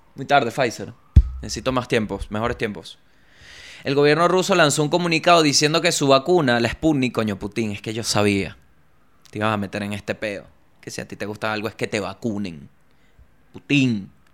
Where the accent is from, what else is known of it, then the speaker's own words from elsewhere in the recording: La Guaira, Venezuela; moved away; also born or lived in Chile; yo vengo de la Guaira.